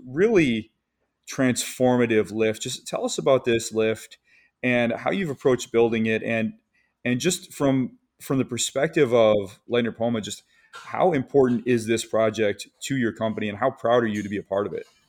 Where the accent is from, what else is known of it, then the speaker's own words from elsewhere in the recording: Michigan, United States; I'm from Michigan